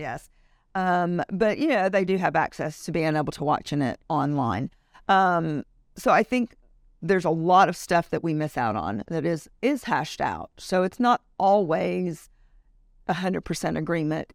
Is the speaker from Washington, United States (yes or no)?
no; Louisiana, United States; moved away as an adult; now in Richardson, Texas, United States; I am from Louisiana originally. We moved here right after we got married